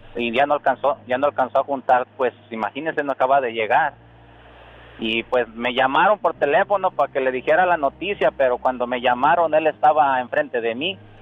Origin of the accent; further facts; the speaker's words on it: Angamacutiro, Michoacán, Mexico; now in Salinas, United States; yo soy de Angamacutiro.